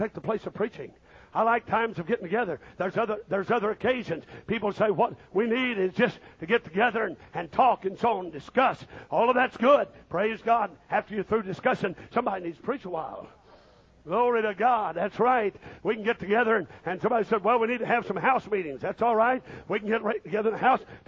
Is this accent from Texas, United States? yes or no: no; Missouri, United States; I was raised up in Missouri